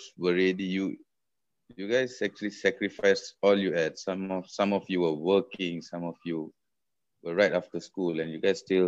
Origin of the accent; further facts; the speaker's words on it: Malaysia; moved away; that's Malaysia. That's being a Malaysian